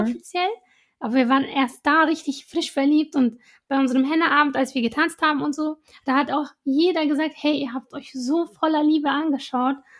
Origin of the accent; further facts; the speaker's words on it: Iraq; moved away; ich war zum Beispiel für eine Weile in Irak, in meinem Heimatland